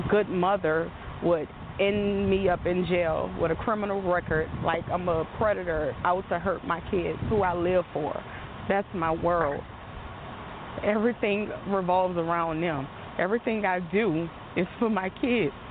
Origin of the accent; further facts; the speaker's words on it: New Orleans, Louisiana, United States; I'm from New Orleans